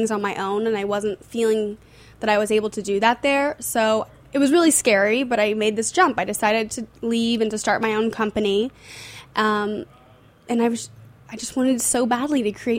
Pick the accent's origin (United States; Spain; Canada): United States; Houston, Texas; moved away as an adult; now in New York, United States; I grew up in Houston, Texas, born and raised, and I moved to New York when I was about 19 for school